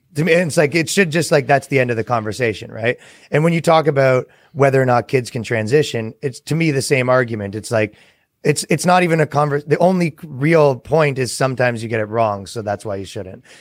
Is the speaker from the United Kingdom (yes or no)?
no; Canada; moved away; as a Canadian